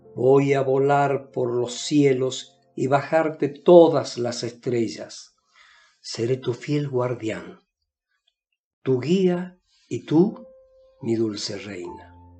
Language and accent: Spanish; Salta, Argentina; soy de Salta, una provincia de la República Argentina